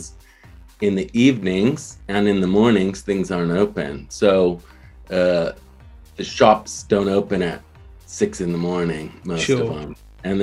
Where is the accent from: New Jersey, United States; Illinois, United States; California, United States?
California, United States; Los Angeles; moved away as an adult; also born or lived in San Diego, United States; now in North Wales, United Kingdom; I was born in America, in a place called San Diego, La Mesa Hospital. It's right near the Mexican border. And then I grew up the majority of my life in Los Angeles